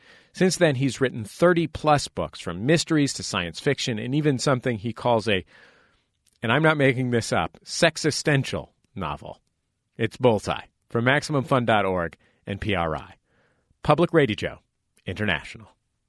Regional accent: San Francisco, California, United States; now in Los Angeles, United States; I'm from San Francisco

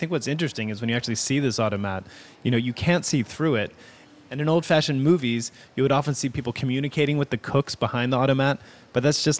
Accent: Philadelphia, Pennsylvania, United States; I grew up in Philadelphia

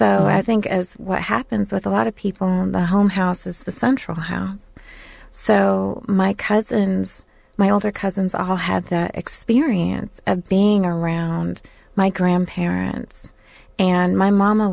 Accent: outside Chicago, Illinois, United States; I grew up outside Chicago

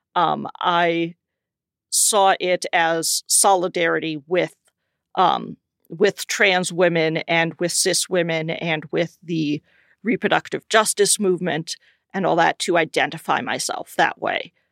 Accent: South Dakota, United States; moved away as an adult; now in Minneapolis, United States; I grew up in South Dakota

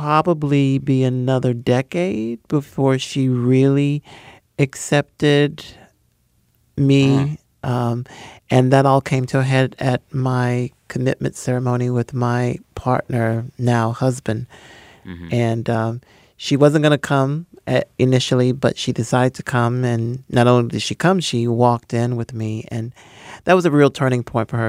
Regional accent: Hickory, North Carolina, United States; I'm the first African-American born in my little hometown to receive a PhD, and my hometown celebrated that accomplishment

